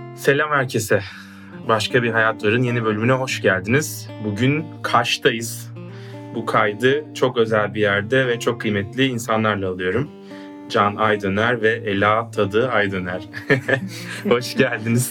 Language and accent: Turkish; Adana, Turkey; ben de Adanalıyım